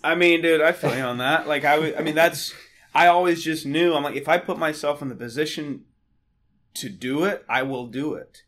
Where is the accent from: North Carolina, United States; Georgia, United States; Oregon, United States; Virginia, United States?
North Carolina, United States; just outside of Charlotte; I am Southern kid from North Carolina. Um, was raised there just outside of Charlotte.